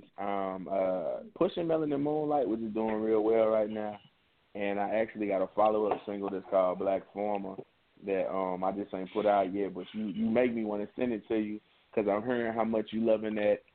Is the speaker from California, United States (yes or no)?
no; East St. Louis, Illinois, United States; it'll take you straight to East St. Louis, that's in Illinois. And that's the east side. That's where I'm from